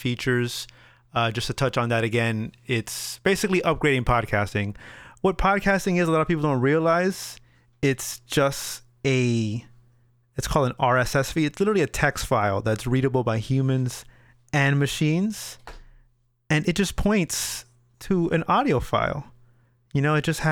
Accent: Miami, Florida, United States; we're from Miami

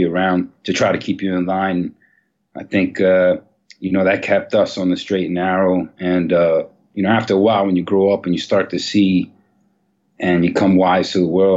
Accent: New York City, New York, United States; I actually grew up on 135th Street and Broadway in Manhattan

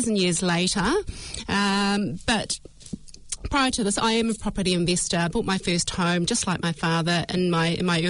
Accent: Hawke's Bay, New Zealand; I grew up in Hawke's Bay

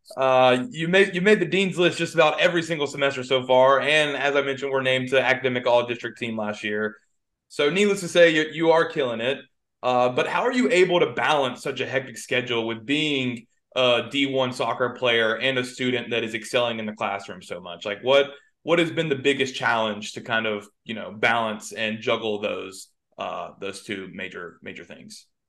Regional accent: Atlanta, Georgia, United States; you're an Atlanta kid like myself

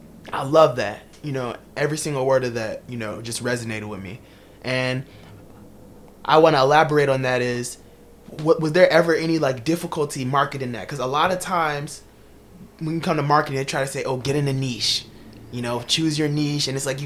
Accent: Chicago, Illinois, United States; Can't even talk about it because I'm from Chicago.

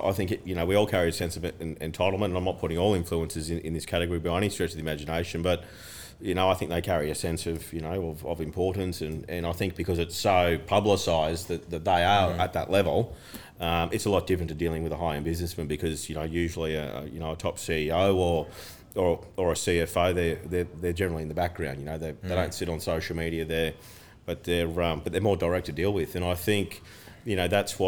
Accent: Broadbeach Waters, Queensland, Australia; I grew up in Broadbeach Waters, that's all I know. I went to the local school there

